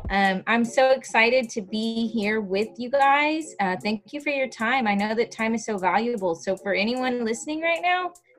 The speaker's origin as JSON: {"language": "English", "town": "Dallas", "region": "Texas", "country": "United States", "tie": "born or raised there", "also_born_or_lived": "Naples, Florida", "said": "I was not born in Dallas, Texas, so that's kind of fun. I was born in Florida, in Naples, Florida, a little town called Naples."}